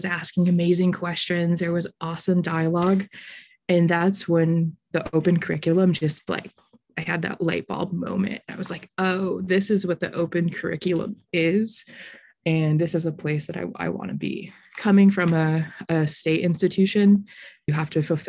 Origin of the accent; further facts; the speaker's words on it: Ilion, New York, United States; I grew up in Ilion, about 20 minutes away